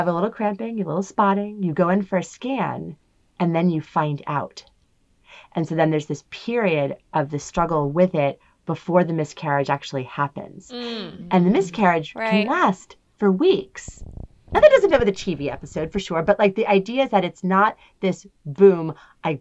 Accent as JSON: {"language": "English", "region": "New Jersey", "country": "United States", "said": "I am old and I am from New Jersey"}